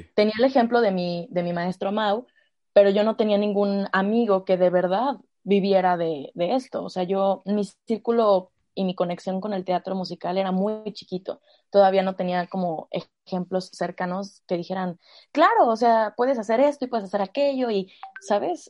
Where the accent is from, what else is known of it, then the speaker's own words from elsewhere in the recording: Mexico City, Mexico; moved away; also born or lived in Toluca; yo vivía, yo nací en la Ciudad de México, entonces en el kinder había una estudiantina